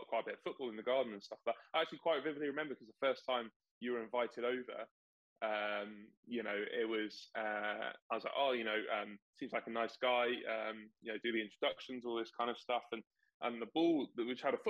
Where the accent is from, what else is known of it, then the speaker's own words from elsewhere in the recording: Maidenhead, South East England, United Kingdom; we're obviously both from Maidenhead. So I moved to Maidenhead when I was 8 years old